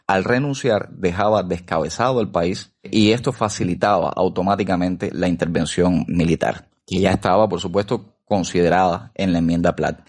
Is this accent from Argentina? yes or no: no; Cuba; los cubanos tenemos que resolver nuestros problemas dentro